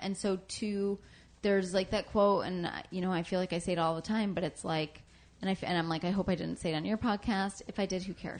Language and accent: English; Michigan, United States; Just outside Detroit, Michigan.